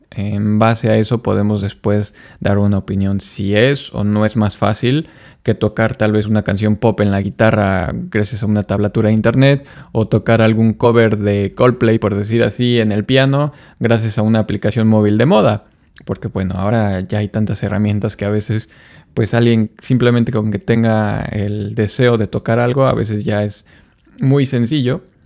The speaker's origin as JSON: {"language": "Spanish", "country": "Mexico", "said": "como latinos y como mexicanos"}